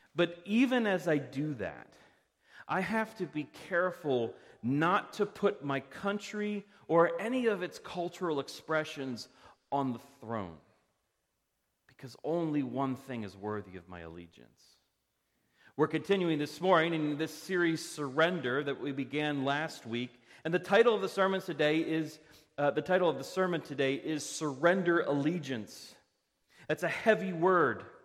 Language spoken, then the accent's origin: English; Parkville, Maryland, United States; now in Reisterstown, United States; I grew up in Parkville. I'm a resident of Reisterstown.